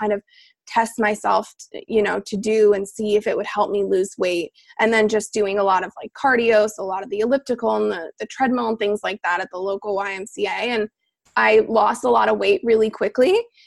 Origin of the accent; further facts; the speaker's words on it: Pennsylvania, United States; moved away as an adult; also born or lived in Arizona; I grew up in Pennsylvania